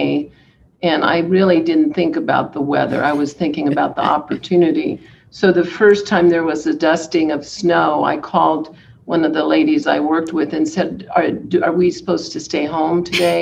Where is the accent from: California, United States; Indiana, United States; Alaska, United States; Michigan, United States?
California, United States; Porterville; moved away as an adult; also born or lived in Denver, Colorado; now in Dayton, United States; I grew up in California